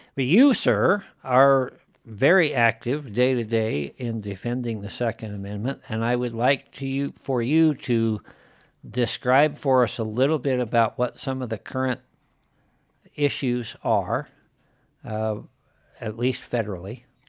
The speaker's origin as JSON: {"language": "English", "region": "Wyoming", "country": "United States", "tie": "born or raised there", "moved": "as an adult", "said": "I'm like a fifth generation native and been around these parts"}